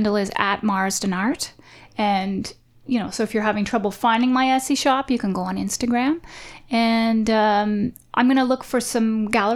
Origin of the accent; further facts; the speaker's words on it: Oshawa, Ontario, Canada; also born or lived in Whitby / Toronto; I was born in Oshawa, and I lived there until I was 12, and then we moved to Whitby